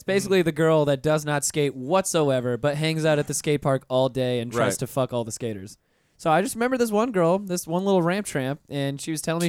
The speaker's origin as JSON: {"language": "English", "town": "Pensacola", "region": "Florida", "country": "United States", "tie": "born or raised there", "said": "I'm from Pensacola"}